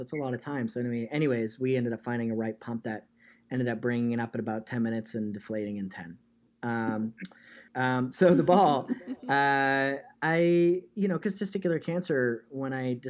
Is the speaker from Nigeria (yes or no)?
no; Canada; now in United States; because I'm originally Canadian, but spent most of my life in the United States.